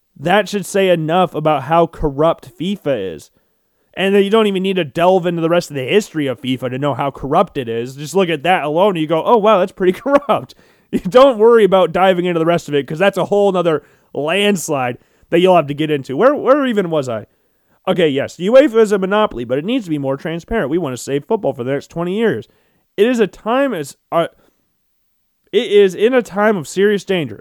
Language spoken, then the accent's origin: English; United States; I'm American